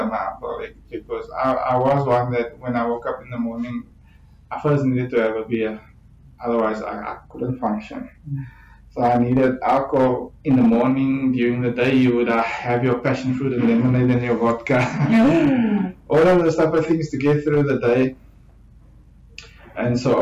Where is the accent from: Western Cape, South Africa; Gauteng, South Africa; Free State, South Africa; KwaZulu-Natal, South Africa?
Western Cape, South Africa; Ceres; moved away as an adult; now in Cape Town, South Africa; I'm originally from Ceres. I grew up in Ceres and matriculated there, and I think I came to Cape Town to come study